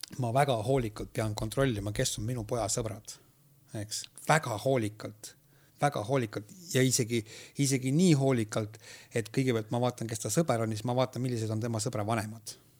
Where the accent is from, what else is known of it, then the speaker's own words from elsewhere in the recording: Võhma, Viljandi County, Estonia; kuidas ma seal kasvasin